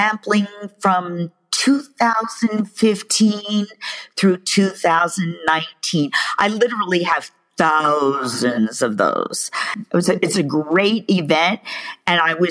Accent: New York City, New York, United States; I'm from New York City

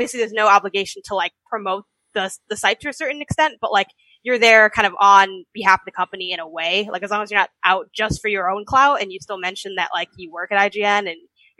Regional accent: Chicago, Illinois, United States; moved away; also born or lived in California; my family lives in Chicago, and I was from Chicago originally.

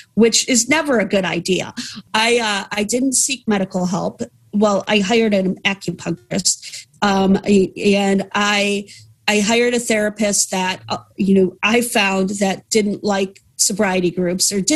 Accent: Cleveland, Ohio, United States; I hail from Cleveland, Ohio in the States

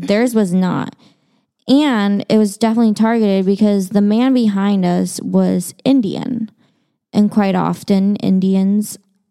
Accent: China; So I'm Chinese. I was born in China. And I, as a child, grew up going to very, very Chinese households.

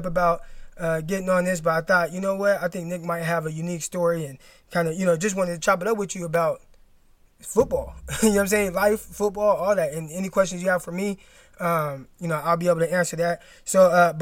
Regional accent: California, United States; I'm from Cali

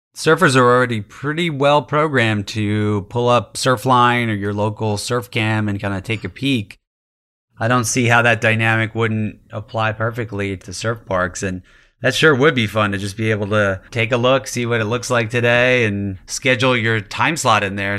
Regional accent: New York, United States; growing up in New York

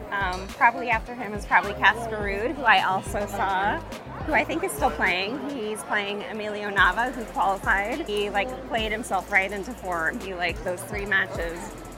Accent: Arizona, United States; I am from Arizona. I live in Scottsdale right now.

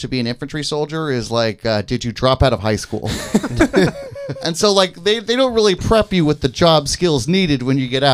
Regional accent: California, United States; I'm from a state that treats homosexual people with dignity and respect

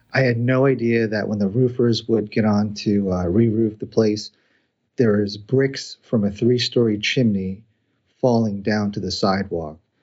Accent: New Jersey, United States; moved away as an adult; also born or lived in Indiana / Cincinnati, Ohio; I was born and raised in New Jersey, went to school in Indiana, got a job in Cincinnati

